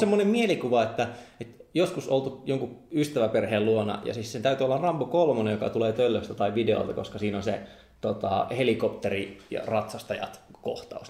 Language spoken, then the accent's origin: Finnish; Joensuu, North Karelia, Finland; mä oon kasvanut Joensuussa